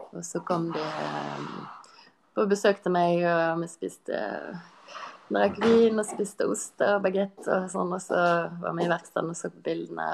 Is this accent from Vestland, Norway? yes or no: yes; Kvinnherad, Vestland, Norway; i heimkommunen min, Kvinnerad, like ved Bergen